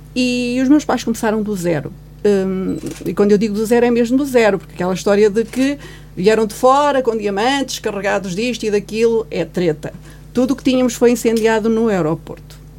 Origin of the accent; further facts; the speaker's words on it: Guarda, Portugal; also born or lived in Angola; Eu nasci em 68 e nasci em Angola. Portanto, eu sou filha do 25 de Abril. Parida no 25 de Abril. Ou seja, foi o 25 de Abril que me fez vir para a Guarda